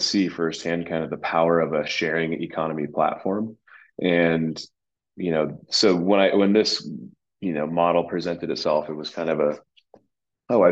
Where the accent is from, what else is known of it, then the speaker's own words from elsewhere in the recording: Southern California, United States; moved away as an adult; also born or lived in East Coast; now in Bozeman, United States; I grew up in Southern California